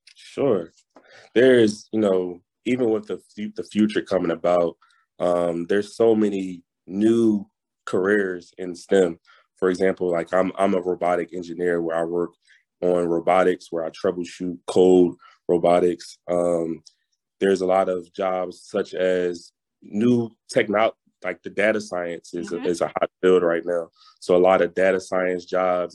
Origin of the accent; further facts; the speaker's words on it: Philadelphia, Pennsylvania, United States; moved away as an adult; also born or lived in North Carolina; I'm originally from Philadelphia, mm-hmm. PA